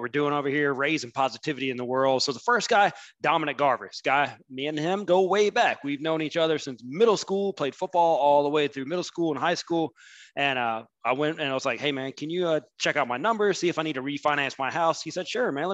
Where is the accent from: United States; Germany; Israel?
United States; Huntsville, Alabama; I grew up in Huntsville